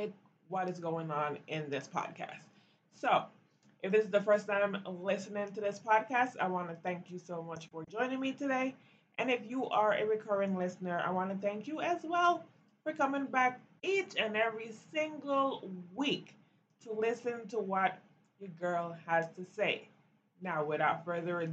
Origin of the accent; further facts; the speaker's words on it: Belize; now in United States; growing up in Belize